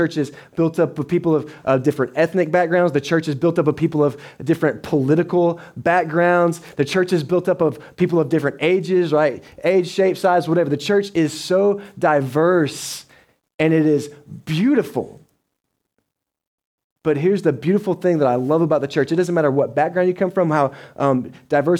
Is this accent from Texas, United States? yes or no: yes; Dallas, Texas, United States; moved away as an adult; also born or lived in Butler, Georgia; I'm from Dallas, so I grew up 7 million people